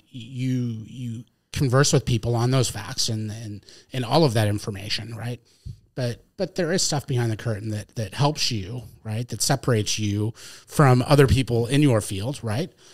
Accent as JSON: {"language": "English", "region": "Connecticut", "country": "United States", "tie": "born or raised there", "moved": "as an adult", "lives_now": "New Hampshire, United States", "said": "I grew up in Connecticut"}